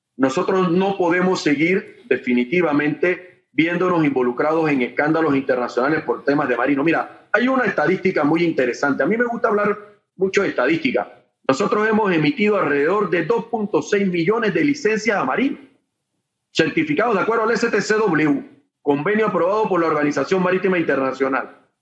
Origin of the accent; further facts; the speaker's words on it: Panama; nosotros como panameños